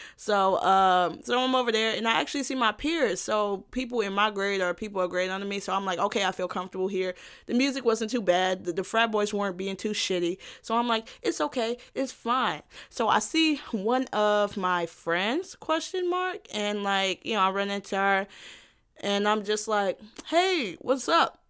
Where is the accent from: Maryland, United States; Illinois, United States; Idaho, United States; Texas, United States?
Illinois, United States; South Suburbs of Chicago; I'm not from Chicago. I'm, like, from, from the South Suburbs